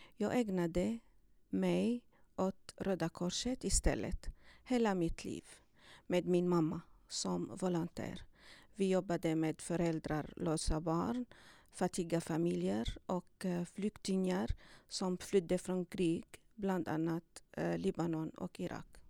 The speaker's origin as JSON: {"language": "Swedish", "town": "Damascus", "region": "Damascus Governorate", "country": "Syria", "second_language": "Swedish", "moved": "as an adult", "lives_now": "Sweden", "said": "jag kommer från Damaskus i Syrien. Jag kom till Sverige för fyra år sedan"}